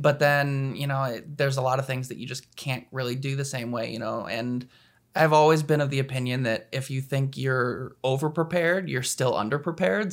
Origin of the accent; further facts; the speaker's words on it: Anchorage, Alaska, United States; moved away; I'm from Anchorage, Alaska, which is not as exciting as it sounds